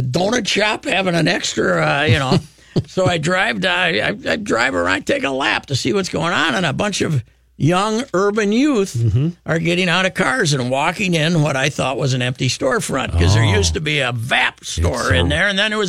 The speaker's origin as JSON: {"language": "English", "country": "United States", "tie": "born or raised there", "said": "I grew up in Murray County"}